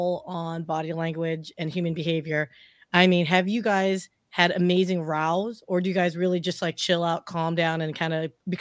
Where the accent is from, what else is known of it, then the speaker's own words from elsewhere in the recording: United States; I was born in the United States